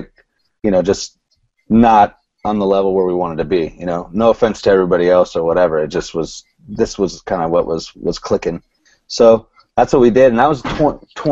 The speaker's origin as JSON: {"language": "English", "region": "California", "country": "United States", "said": "We're all from California"}